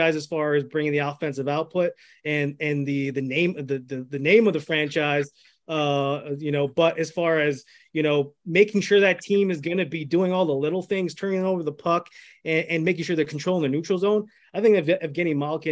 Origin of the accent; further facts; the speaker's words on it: Canada; I was born in Canada.